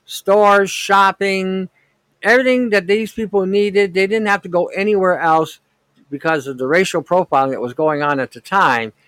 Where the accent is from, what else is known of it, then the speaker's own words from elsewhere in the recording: Detroit, Michigan, United States; I grew up in Detroit back in '67. We had the riots, the, the race riots in Detroit